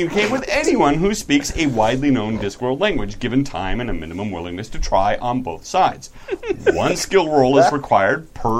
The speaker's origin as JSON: {"language": "English", "country": "Australia", "accent": "Australian", "said": "Really, I had a couple compliments on my Australian accent."}